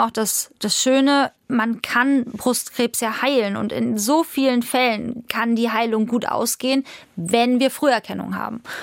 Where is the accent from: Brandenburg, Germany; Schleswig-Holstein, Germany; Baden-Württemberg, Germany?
Schleswig-Holstein, Germany; Nottfeld; also born or lived in Hamburg; Aber es ging dann weiter in Nottfeld. Meine Eltern haben angefangen, Pferde zu züchten.